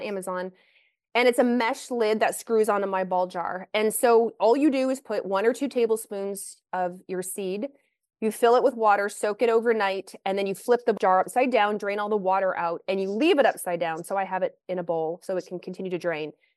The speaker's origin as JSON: {"language": "English", "town": "Lexington", "region": "Kentucky", "country": "United States", "tie": "born or raised there", "also_born_or_lived": "Pacific Northwest", "moved": "as an adult", "said": "I grew up in the South, though I grew up in Lexington, Kentucky"}